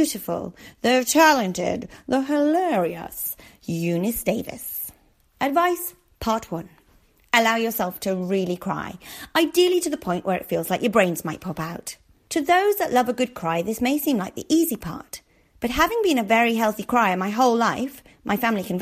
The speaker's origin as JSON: {"language": "English", "town": "Darlington", "region": "North East England", "country": "United Kingdom", "tie": "born or raised there", "said": "my hometown of Darlington"}